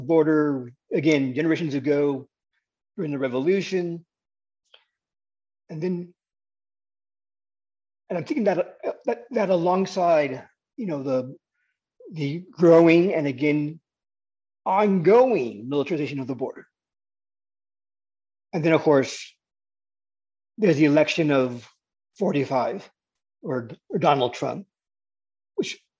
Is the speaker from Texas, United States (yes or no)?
yes; El Paso, Texas, United States; moved away; I am from El Paso. I grew up in El Paso. I was not born there, but I grew up in El Paso